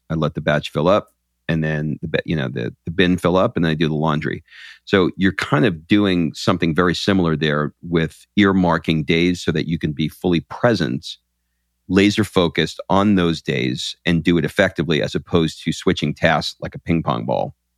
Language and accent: English; New York, United States; now in Atlanta, United States; I grew up in New York